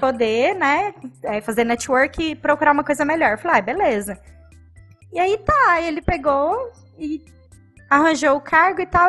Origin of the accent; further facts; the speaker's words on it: Cuiabá, Mato Grosso, Brazil; Nasci em Cuiabá